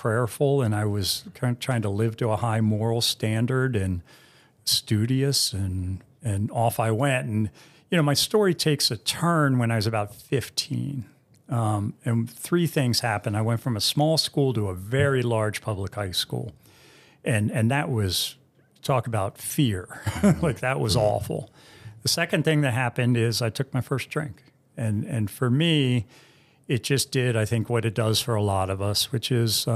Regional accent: Bethesda, Maryland, United States; I grew up in Bethesda, so upper middle class

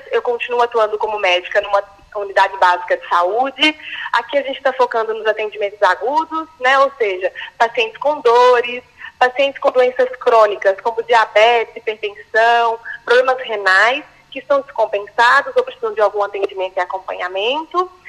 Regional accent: Minas Gerais, Brazil; sou médica de família e comunidade, sou mineira

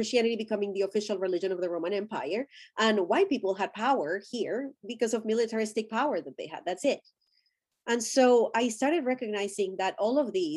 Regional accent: Colombia; my ethnicity is I'm Colombian. I'm Latin American. That's my ethnicity.

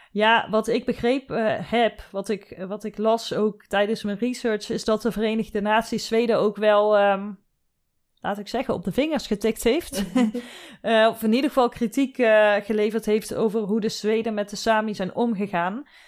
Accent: southern Netherlands, Netherlands; ik kom uit het zuiden van Nederland, daar wordt carnaval gevierd

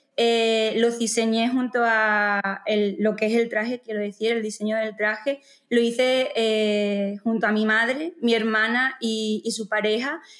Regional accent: Montijo, Extremadura, Spain; soy de Montijo

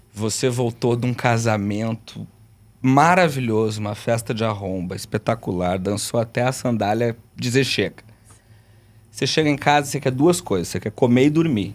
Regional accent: Rio Grande do Sul, Brazil; eu sou gaúcho

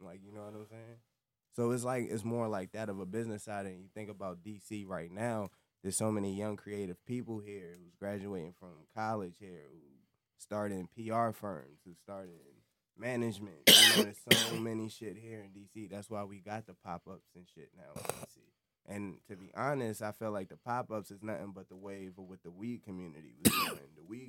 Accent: Alexandria, Virginia, United States; moved away as an adult; also born or lived in Korea; now in Washington, D.C., United States; I'm from Richmond Highway, Alexandria, but I'm out in Northeast now. But, yeah, we from the highway, so, you know, we coming in here. Alexandria all day.

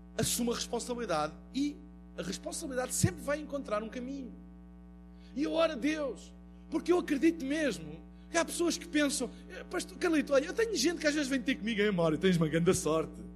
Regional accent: Portugal; eu venho de Portugal

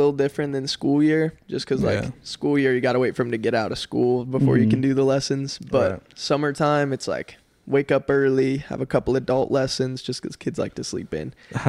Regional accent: Colorado, United States; moved away as an adult; also born or lived in California; now in Wichita Falls, United States; born and raised in Colorado. There was a little bit of time where I lived in California

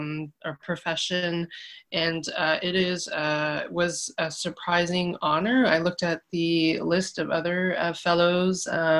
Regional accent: Toronto, Ontario, Canada; I grew up in North York, of Taiwanese Canadian descent

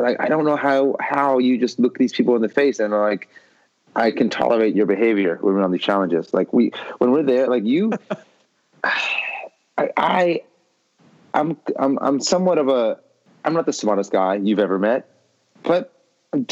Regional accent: Beverly Hills, California, United States; We grew up in Beverly Hills together

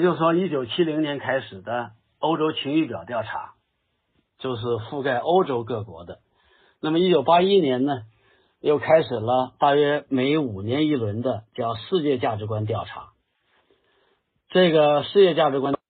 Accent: China; 我们中国人

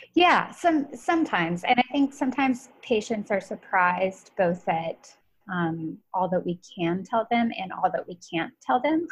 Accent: United States; I'm American

